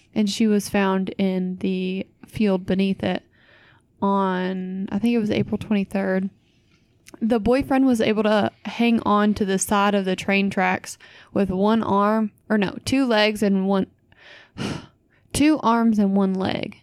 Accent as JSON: {"language": "English", "area": "Louisville area", "region": "Kentucky", "country": "United States", "tie": "born or raised there", "said": "my hometown"}